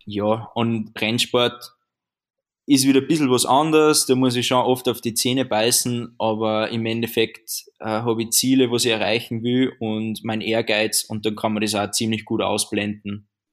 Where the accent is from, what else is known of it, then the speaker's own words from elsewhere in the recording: Austria; würde ich mal sagen, als Österreicher